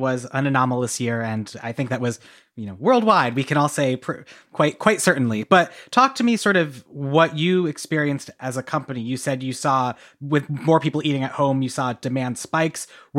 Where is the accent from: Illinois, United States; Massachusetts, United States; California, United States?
Massachusetts, United States; I knew Tillamook growing to school in Oregon, but I grew up in Massachusetts